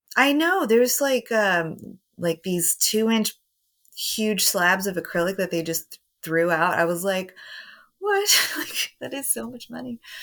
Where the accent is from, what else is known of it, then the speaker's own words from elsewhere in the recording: Houston, Texas, United States; I grew up in Houston, so I grew up with all that swish at house stuff